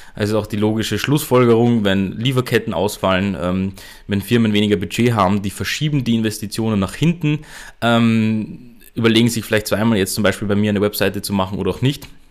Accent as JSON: {"language": "German", "country": "Austria", "said": "bei uns in Österreich"}